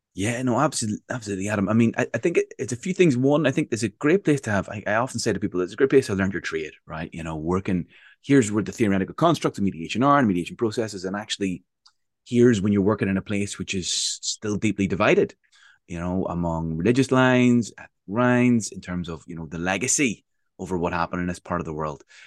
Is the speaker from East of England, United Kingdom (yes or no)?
no; Northern Ireland, United Kingdom; growing up in Northern Ireland